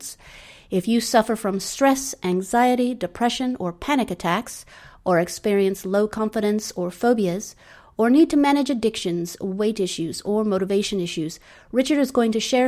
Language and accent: English; Suffolk, near Bury St Edmunds, East of England, United Kingdom; moved away; I grew up in East Anglia, Suffolk, near Bury St. Edmunds